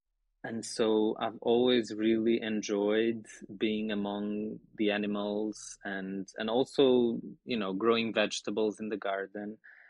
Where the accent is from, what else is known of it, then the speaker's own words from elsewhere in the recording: Portugal; moved away as an adult; also born or lived in Lisbon; now in Heidelberg, Germany; Yes, I'm from Portugal.